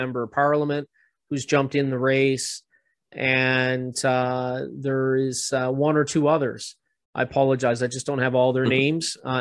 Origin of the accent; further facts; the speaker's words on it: Canada; as a Canadian